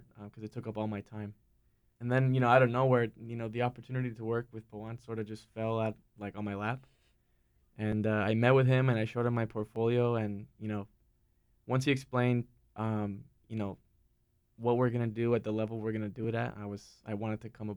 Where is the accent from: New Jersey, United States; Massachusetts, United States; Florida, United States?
Florida, United States; Miami; moved away as an adult; also born or lived in Raleigh, North Carolina; now in North Carolina, United States; growing up in Miami